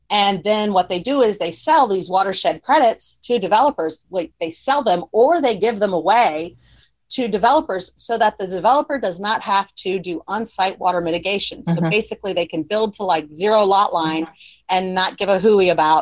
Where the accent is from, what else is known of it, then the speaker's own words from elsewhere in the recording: Florida, United States; I grew up in Florida, barefoot, running around in the woods